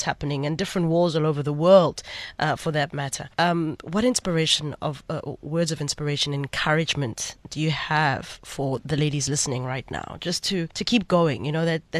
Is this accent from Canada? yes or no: no; South Africa